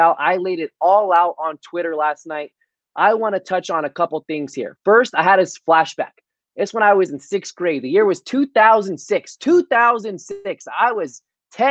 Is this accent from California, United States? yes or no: yes; Brisbane, California, United States; Littman Middle School, my hometown. Shout out Miss Heckerman. Shout out Brisbane, California